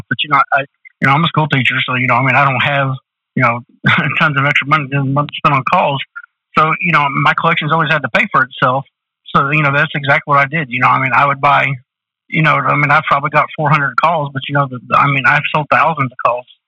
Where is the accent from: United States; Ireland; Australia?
United States; Du Quoin, Illinois; in DuCoin, Illinois, you know, I was from Southern Illinois